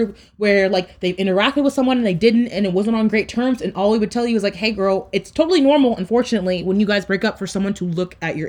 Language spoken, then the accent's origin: English; United States; Being American